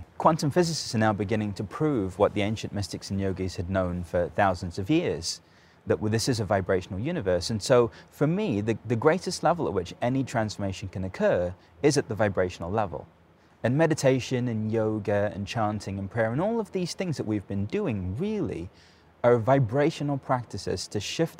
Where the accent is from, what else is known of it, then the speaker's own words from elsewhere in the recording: London, United Kingdom; From England. {S2} Yes. {S3} From London.